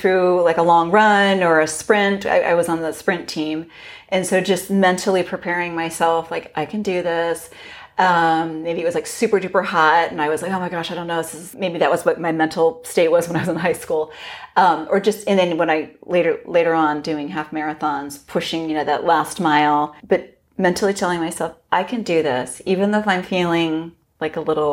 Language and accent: English; Los Gatos, California, United States; I grew up in Los Gatos, which is relatively close to Santa Cruz.